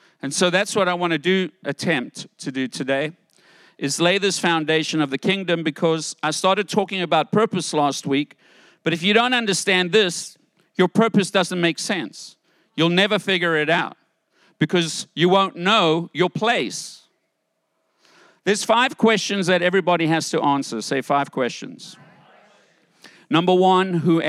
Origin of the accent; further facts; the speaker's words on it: United States; I'm American